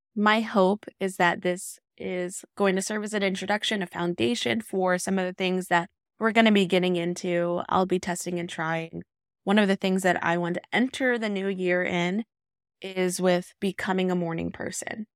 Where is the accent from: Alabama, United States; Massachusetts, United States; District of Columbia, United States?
Alabama, United States; Decatur; raised in Decatur, Alabama